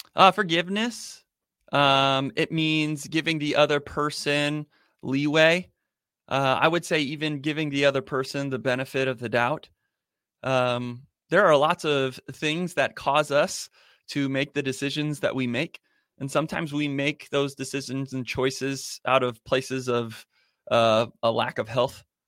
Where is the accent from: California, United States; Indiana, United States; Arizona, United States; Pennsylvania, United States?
Arizona, United States; Born and raised here, and I love it here